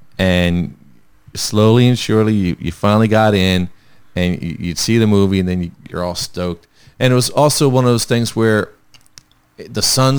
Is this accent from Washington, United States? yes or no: no; New Jersey, United States; we're from the area. We're from South Jersey.